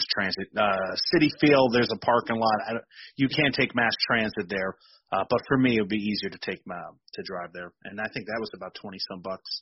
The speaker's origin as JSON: {"language": "English", "region": "New Jersey", "country": "United States", "tie": "born or raised there", "said": "growing up in New Jersey"}